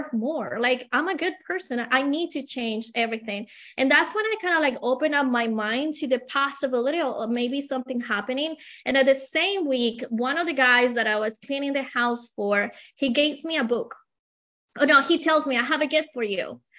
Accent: Colombia; English is a second language; moved away as an adult; I have an accent. I came from Colombia about 20 years ago with a lot of dreams, but with only $100 in my pocket. I didn't speak the language.

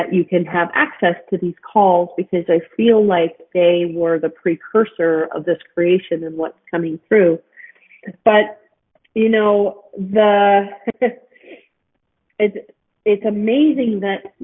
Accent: Edmonton, Alberta, Canada; born or raised there; also born or lived in Salt Lake City, Utah, United States

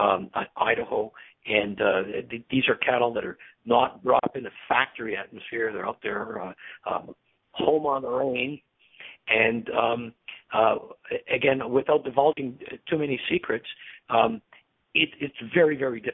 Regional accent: Canada; as a Canadian, I'm conservative

